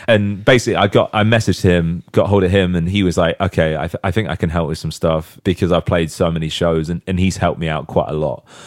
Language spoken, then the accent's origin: English; Southampton, South East England, United Kingdom; in Southampton. Like, that's my hometown